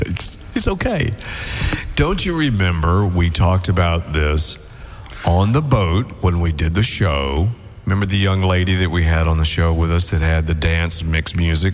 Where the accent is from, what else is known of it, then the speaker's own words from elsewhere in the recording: the South, United States; I'm from the South, and we grew peas. I didn't know there was a petite pea.